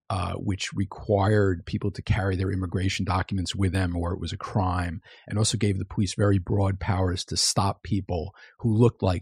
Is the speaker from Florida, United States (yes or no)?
no; New York, United States; moved away; also born or lived in Chicago; Well, I'm from New York